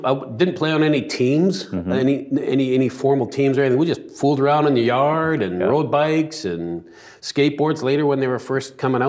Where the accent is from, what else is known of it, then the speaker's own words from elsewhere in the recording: Vancouver, British Columbia, Canada; You know, I grew up in Vancouver, South Vancouver, mm-hmm. and I had a mom and a dad. They're both immigrants from immigrant families.